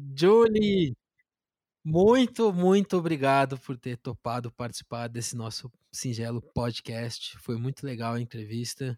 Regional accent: Brazil; sendo brasileiro

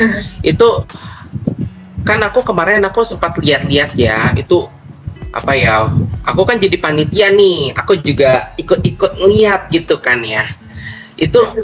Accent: Bekasi, West Java, Indonesia; moved away as an adult; now in Yogyakarta, Indonesia; aku kan dari Bekasi

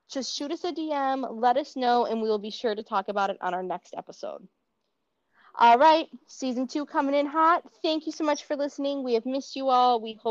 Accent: Minnesota, United States; accent: Minnesota; my Minnesota accent

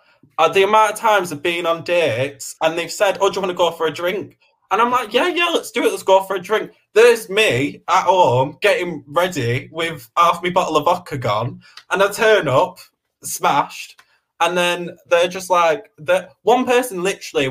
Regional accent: Preston, North West England, United Kingdom; I'm common. I'm from Preston

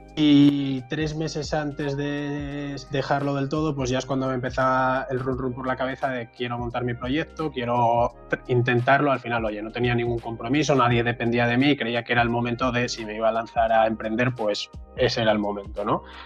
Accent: Asturias, Spain; moved away as an adult; also born or lived in Madrid; yo soy de Asturias y me fui a Madrid

